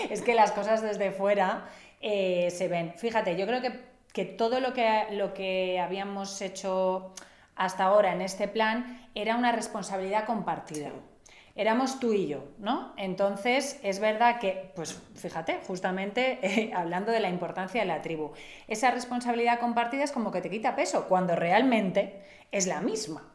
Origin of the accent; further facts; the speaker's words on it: Catalonia, Spain; yo soy catalana, es otra cuestión, no soy vasca